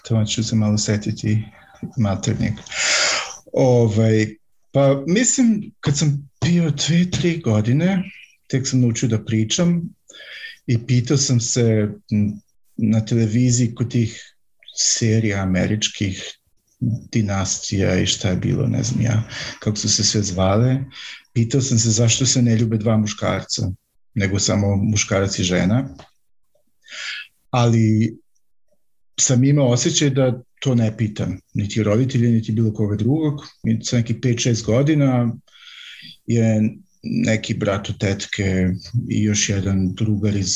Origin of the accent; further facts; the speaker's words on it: Vojvodina, Serbia; moved away as an adult; also born or lived in central Serbia / western Germany; now in Germany; rođen sam u manjem gradu u centralnoj Srbiji, ali sam tamo samo rođen i onda sam odrastao u Vojvodini, u nešto većem gradu mm, i tamo sam bio do neke svoje 20. godine